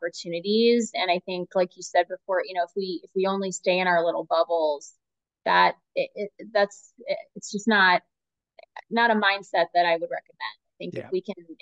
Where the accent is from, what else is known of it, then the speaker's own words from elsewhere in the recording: St. Petersburg, Florida, United States; moved away; I'm originally from St. Petersburg, Florida.